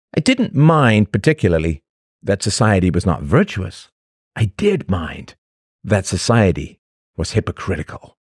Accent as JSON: {"language": "English", "region": "England", "country": "United Kingdom", "tie": "born or raised there", "said": "When I was a little boy growing up in England"}